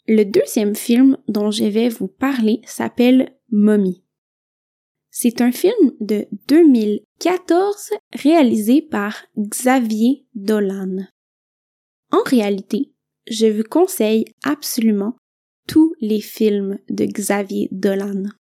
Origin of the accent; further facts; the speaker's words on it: Quebec, Canada; je viens du Québec